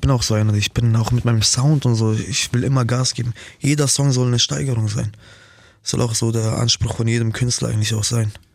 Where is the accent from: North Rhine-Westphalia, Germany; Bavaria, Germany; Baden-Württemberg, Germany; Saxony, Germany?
Bavaria, Germany; Nuremberg; Ich komme so aus Nürnberg